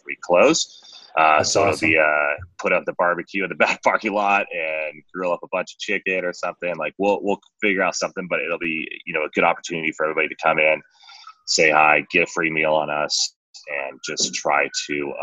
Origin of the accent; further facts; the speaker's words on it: Washington, United States; moved away as an adult; now in Colorado, United States; I grew up in Washington State.